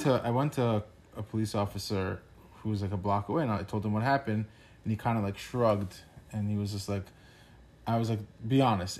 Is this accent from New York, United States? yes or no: yes; New Yorker, United States; as a New Yorker